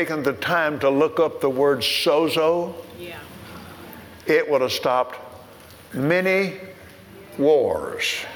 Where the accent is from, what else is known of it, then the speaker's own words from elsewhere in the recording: Texas, United States; I'm from Texas